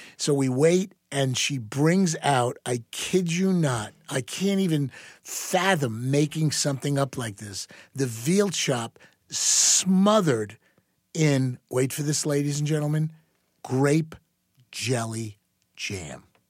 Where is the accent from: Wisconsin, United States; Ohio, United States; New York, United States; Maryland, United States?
New York, United States; moved away; also born or lived in Dallas, Texas; a very proud New Yorker